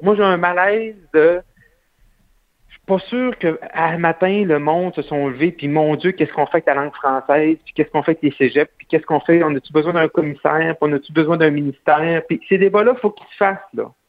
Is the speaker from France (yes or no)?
no; Roberval, Quebec, Canada; à Robert Valle, chez moi, au Lac-Saint-Jean